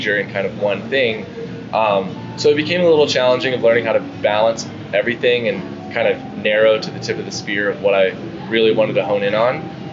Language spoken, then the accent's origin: English; San Diego, California, United States; I'm born and raised in San Diego, California